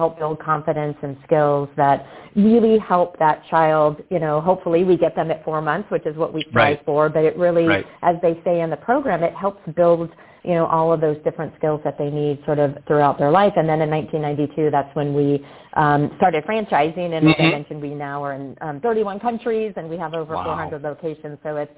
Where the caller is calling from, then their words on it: Bedford, Texas, United States; I am actually at our Unleash Brands headquarters in Bedford, Texas this week.